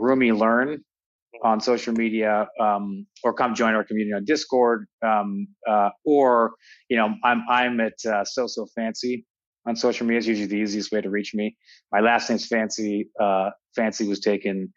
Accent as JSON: {"language": "English", "town": "Toronto", "region": "Ontario", "country": "Canada", "tie": "born or raised there", "also_born_or_lived": "United States", "moved": "yes", "said": "I grew up in Toronto."}